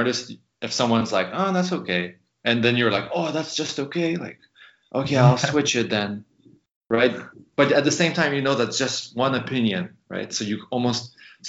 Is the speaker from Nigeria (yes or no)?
no; Canada; moved away as an adult; also born or lived in San Francisco; when you're in the States as a, you know, as a Canadian, you're working on a visa